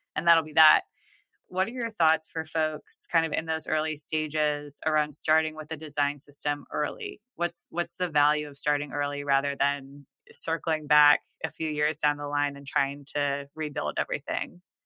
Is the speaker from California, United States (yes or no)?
no; Buffalo, New York, United States; now in Nashville, United States; I grew up in Buffalo